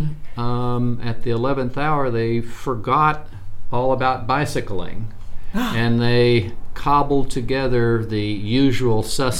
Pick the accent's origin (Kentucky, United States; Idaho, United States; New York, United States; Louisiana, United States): Kentucky, United States; rural; moved away as an adult; now in Wichita, United States; I grew up in rural Kentucky